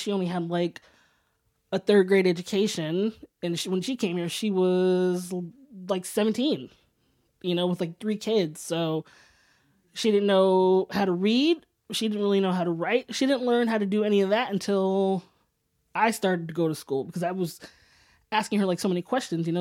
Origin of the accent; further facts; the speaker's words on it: Sacramento, California, United States; now in San Francisco, United States; I was born and raised in Northern California.